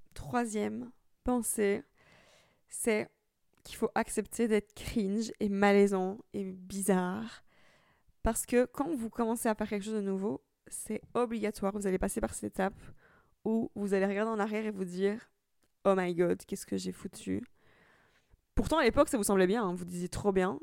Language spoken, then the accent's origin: French; Italy; now in Brussels, Belgium; je suis italienne, maintenant anglaise